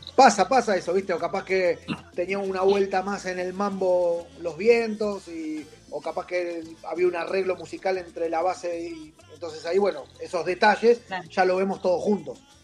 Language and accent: Spanish; Argentina; accent: Argentine; somos argentinos